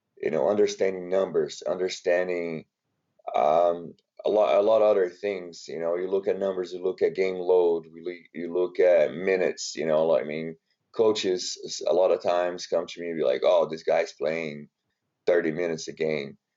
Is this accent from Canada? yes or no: no; Brazil; English is a second language; moved away as an adult; now in United States; born and raised in Brazil, came to the United States to play basketball